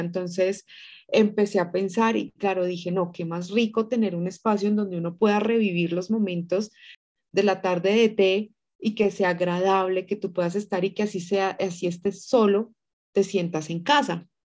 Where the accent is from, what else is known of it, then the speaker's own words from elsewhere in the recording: Tunja, Boyacá, Colombia; moved away as an adult; now in Bogotá, Colombia; nací en Tunja, pero pues ya aquí en Bogotá llevo ya casi 20 años